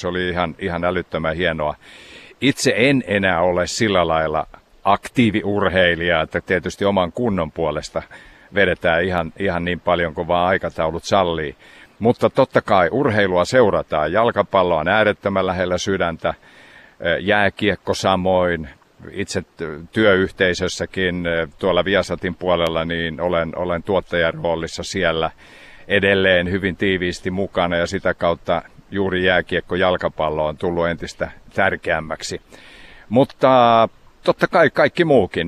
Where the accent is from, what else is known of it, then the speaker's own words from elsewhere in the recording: Savitaipale, South Karelia, Finland; moved away; Kuivasen kylä on mun kotikylä ja siinä ihan keskellä kylää on on maatila, talo, mistä mä olen lähtöisin.